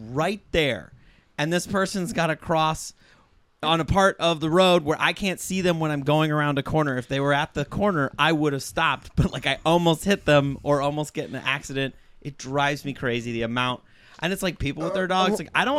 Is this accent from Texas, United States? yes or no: yes; Texas, United States; And, I guess I'm from Texas.